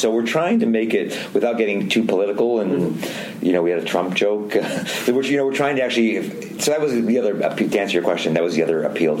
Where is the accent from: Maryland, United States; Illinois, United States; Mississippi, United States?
Illinois, United States; Chicago; I'm from Chicago